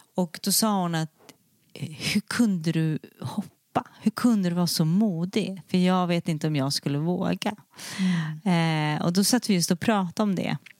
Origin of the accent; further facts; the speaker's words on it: Sweden; moved away as an adult; also born or lived in Mallorca, Spain; jag är ju svensk och jag mm. är, känner mig svensk, men på ett sätt. Jag är svensk i passet